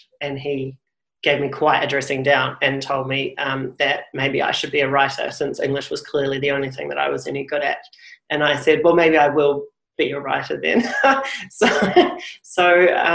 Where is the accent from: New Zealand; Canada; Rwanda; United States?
New Zealand; moved away as an adult; also born or lived in England / London / Adelaide; now in Sydney, Australia; I'm from New Zealand originally. I live in Sydney now, by way of England, where I lived for about 6 years.